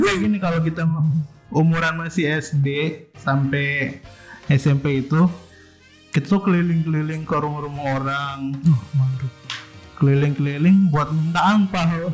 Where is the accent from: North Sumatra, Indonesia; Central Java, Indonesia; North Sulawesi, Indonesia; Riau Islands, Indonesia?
North Sulawesi, Indonesia; Manado; moved away; waktu masih di Manado nih perayaannya, kan dulu saya ini dari Manado